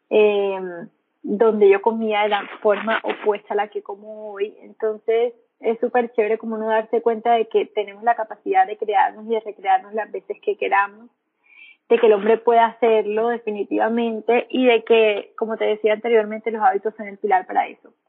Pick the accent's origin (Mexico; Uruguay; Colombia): Colombia; Caribbean Region; now in Medellín, Colombia; soy colombiana, soy costeña, estoy viviendo ahora en Medellín. Estoy en tierras paisas y enamorada de esa ciudad.